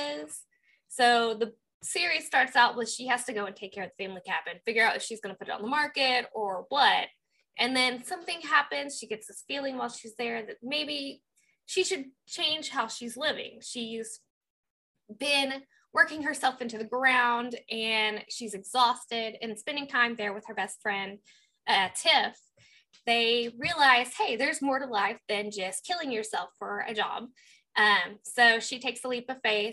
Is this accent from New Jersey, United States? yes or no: no; Southeast Oklahoma, United States; where I grew up in Southeast Oklahoma.